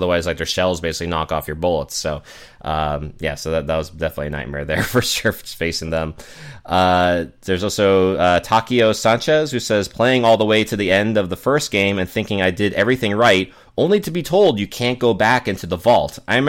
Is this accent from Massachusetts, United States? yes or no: yes; Boston, Massachusetts, United States; since Fallout 4, it does take place in Boston, my hometown.